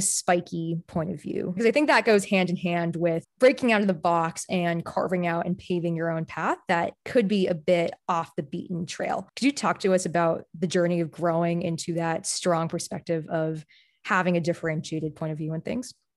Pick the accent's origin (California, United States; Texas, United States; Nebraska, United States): California, United States; Bay Area; I grew up in the Bay Area too